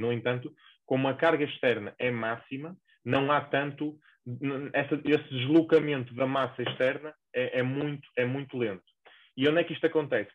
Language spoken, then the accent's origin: Portuguese; the North, Norte, Portugal; accent: northern; moved away as an adult; now in Lisbon, Portugal; encontro-me a trabalhar em Lisboa, uh, mas para os que se calhar já deram por ela, eu sou do Norte, causa do meu sotaque